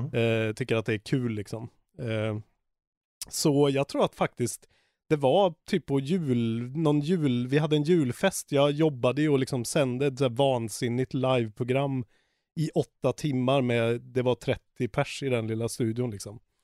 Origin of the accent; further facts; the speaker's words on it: Karlstad, Värmland, Sweden; moved away; also born or lived in Stockholm; från Karlstad, där jag är ifrån.